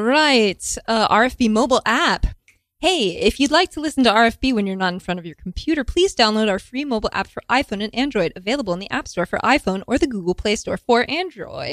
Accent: Houston, Texas, United States; moved away; Houston, Texas

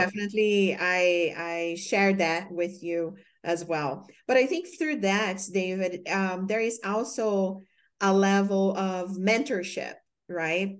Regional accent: Brazil; English is a second language; moved away as an adult; when I came from Brazil, I was an exchange student

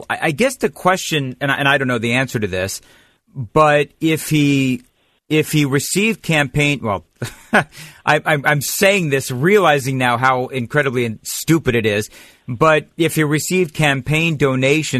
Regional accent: California, United States; moved away as an adult; now in Nashville, United States; I grew up there in California, fled many, many years ago

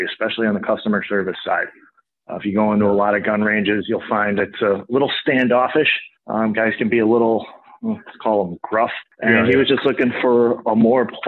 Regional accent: Lake Forest, Illinois, United States; I grew up in Lake Forest. I moved here when I was a little kid and went to Deer Path and Lake Forest High School

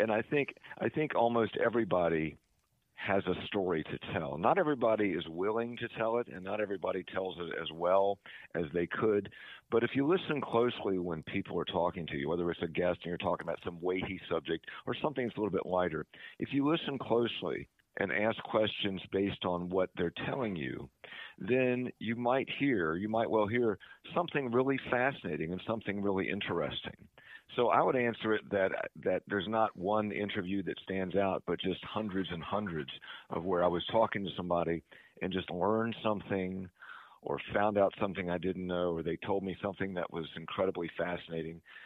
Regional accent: Eastern Panhandle, West Virginia, United States; also born or lived in Summit Point, West Virginia / Charles Town, West Virginia / Morgantown, West Virginia; I was growing up in Eastern Panhandle

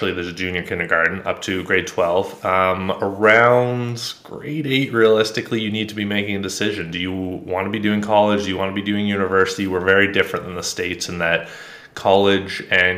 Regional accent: Ontario, Canada; I grew up just north of a small town, definitely not like in the suburbs, very rural area, pretty standard, what do they call it, the nuclear family. Okay. Went to school relatively close by, Canadian, by the way, north of Toronto, about an hour.

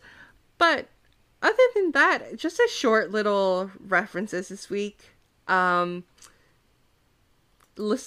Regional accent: New Jersey, United States; I'm from New Jersey

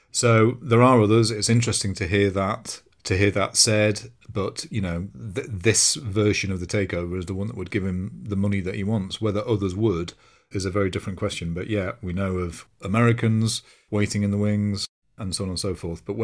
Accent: London, United Kingdom; As a Londoner, I'd go to Chelsea or Tottenham games, and I'd never experienced anything like it.

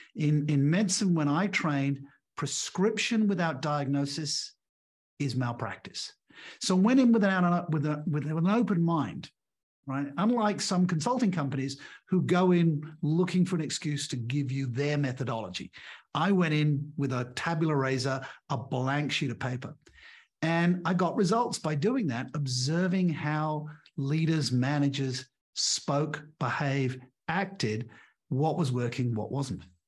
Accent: England, United Kingdom; moved away as an adult; also born or lived in Australia; now in Portugal; I'm English by birth. I went to an English grammar school, an all-boys school.

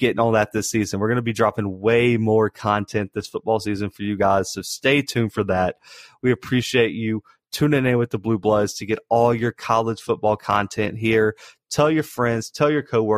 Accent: the South, United States; we're from the South

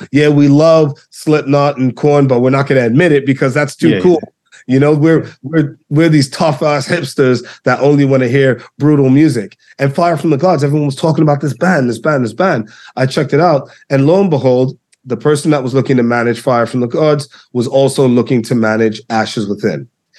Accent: New York, United States; And me being the New Yorker that I am

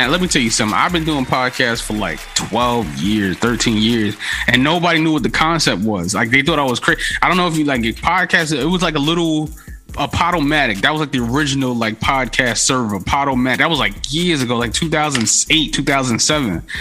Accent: Bronx, New York, United States; I'm from the Bronx, so you know I got to know Hassan Campbell.

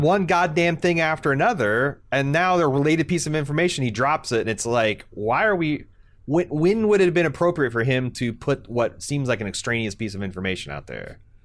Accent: United States; As an American

